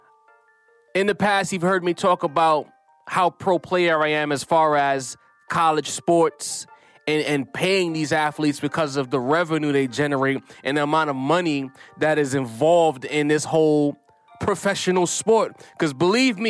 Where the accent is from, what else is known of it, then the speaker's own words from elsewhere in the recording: New York, United States; I'm a New Yorker